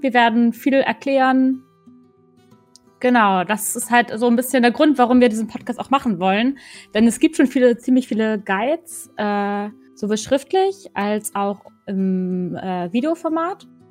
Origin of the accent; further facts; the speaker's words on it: Northern Germany, Germany; moved away as an adult; now in Cologne, Germany; ich komme eigentlich aus Norddeutschland, hört man vielleicht ab und an mal auch. Äh, bin jetzt aber gerade nach Köln gezogen